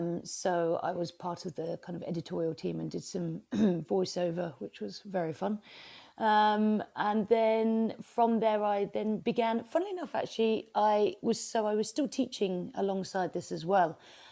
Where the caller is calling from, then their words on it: Brighton, South East England, United Kingdom; So I'm in Brighton, on the south coast of the UK.